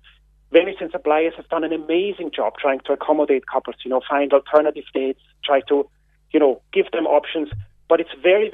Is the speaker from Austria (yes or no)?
yes; Austria; now in Ireland; I'm not a local. You can hear my accent. I'm from Austria.